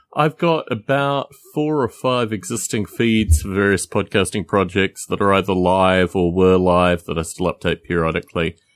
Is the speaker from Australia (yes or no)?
yes; Australia; moved away; I'm from Australia originally. I go back periodically.